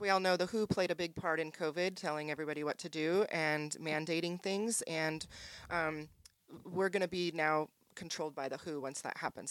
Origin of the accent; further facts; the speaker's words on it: Spokane, Washington, United States; moved away; also born or lived in California; from Spokane originally, but moved to California for twenty years